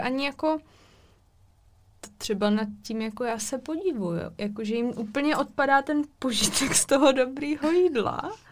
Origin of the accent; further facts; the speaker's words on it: Czechia; jsme z České republiky